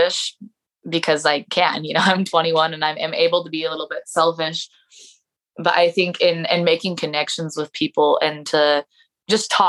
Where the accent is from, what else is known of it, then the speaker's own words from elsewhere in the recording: Mesquite, Nevada, United States; now in St. George, United States; my dad drove me up here to St. George because we are from Mesquite.